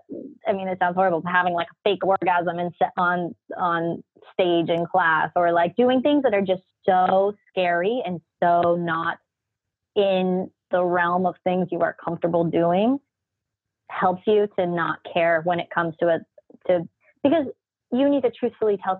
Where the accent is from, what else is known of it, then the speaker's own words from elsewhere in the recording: Orange County, California, United States; I'm from Orange County, California